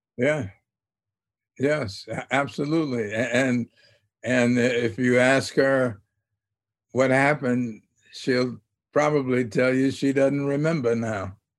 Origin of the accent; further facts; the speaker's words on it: Little Rock, Arkansas, United States; growing up in Little Rock